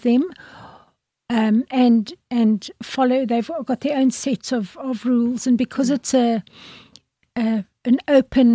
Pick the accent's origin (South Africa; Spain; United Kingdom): South Africa; Western Cape; also born or lived in Eisner (unclear birthplace); I grew up, I was born in Eisner, moved to this part of the world when I was in primary school.